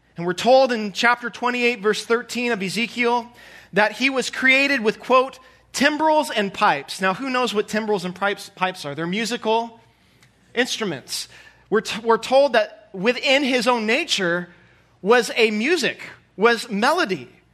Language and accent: English; Southern California, United States; moved away as an adult; now in St. Joseph, United States; I'm from Southern California, born and raised